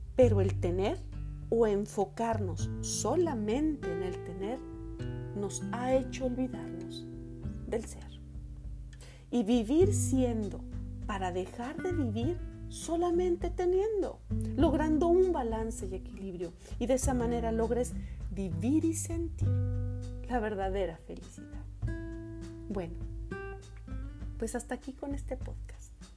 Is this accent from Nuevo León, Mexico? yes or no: yes; Monterrey, Nuevo León, Mexico; now in Canada; en mi ciudad de origen, Monterrey